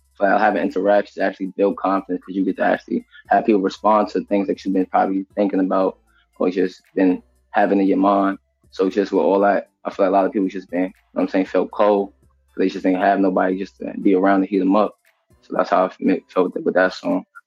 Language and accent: English; New York City, New York, United States; I'm from Queens, Jamaica, Queens, Southside